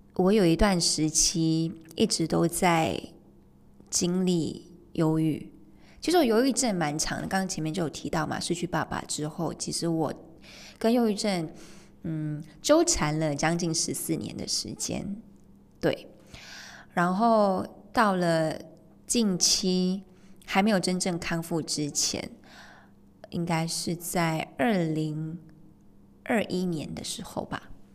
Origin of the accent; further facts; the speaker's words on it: Malaysia; 我是在马来西亚长大，出生跟长大的嘛，马来西亚